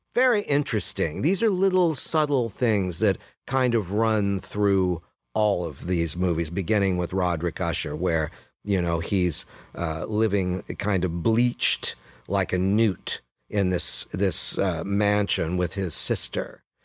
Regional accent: Sacramento, California, United States; the municipal auditorium where we all graduated a year later, downtown Sacramento

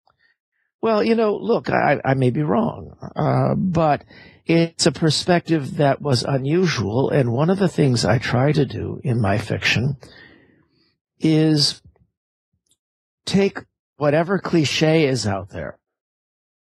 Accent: Los Angeles, California, United States; I grew up in Los Angeles

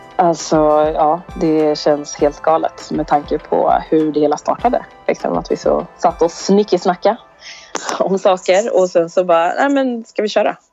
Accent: Sweden; vi är svenskar

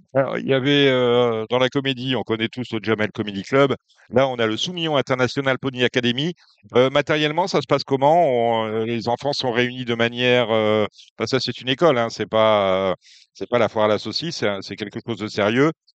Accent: La Capelle, Hauts-de-France, France; je suis du Nord, et vous, vous êtes une famille du Nord aussi. J'ai grandi à la Capelle

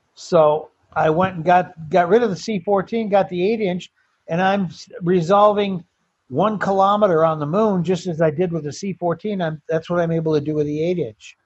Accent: Detroit, Michigan, United States; moved away as an adult; now in Tucson, United States; Detroit was where I was born and raised

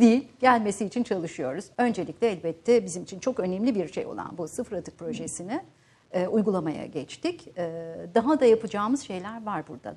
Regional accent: Van, Turkey; moved away; Van'da dünyaya geldim ve ilk öğrenimde orada gördüm, orta öğrenimde.

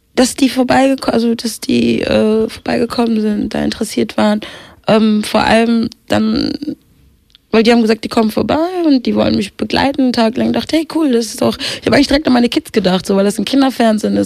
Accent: Kenya; geboren in Kenia

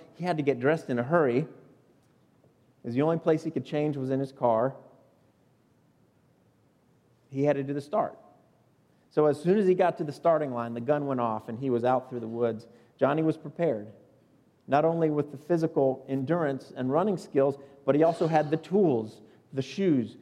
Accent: South Florida, United States; moved away as an adult; now in Upstate South Carolina, United States; I grew up in South Florida.

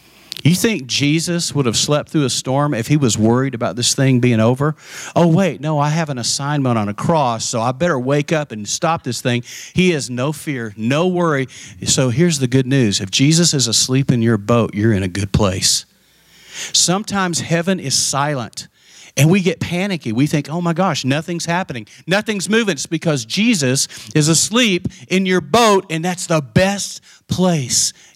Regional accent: the panhandle of Texas, United States; born or raised there; also born or lived in Abilene, Texas

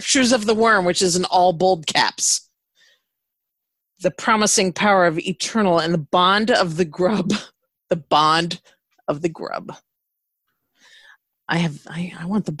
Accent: Minnesota, United States; growing up in Minnesota

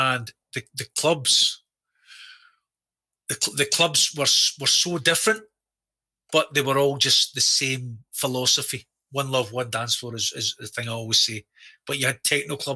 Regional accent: Scotland, United Kingdom; We're obviously Scottish.

